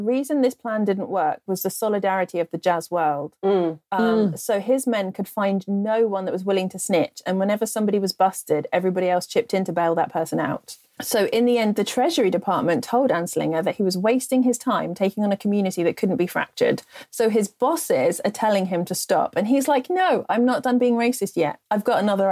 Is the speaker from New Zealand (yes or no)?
no; England, United Kingdom; accent: repressed English; my repressed English accent